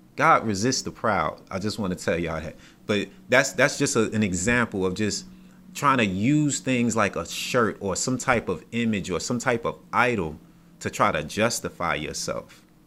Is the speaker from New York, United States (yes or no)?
yes; New York, United States; I'm from New York.